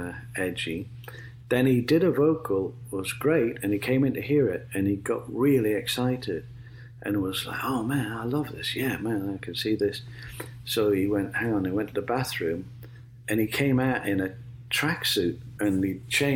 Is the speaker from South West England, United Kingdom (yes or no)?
no; Sunderland, North East England, United Kingdom; accent: Sunderland; now in United States; my Sunderland accent